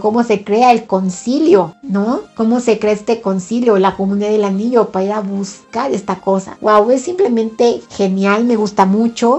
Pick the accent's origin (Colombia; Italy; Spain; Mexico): Mexico; soy de México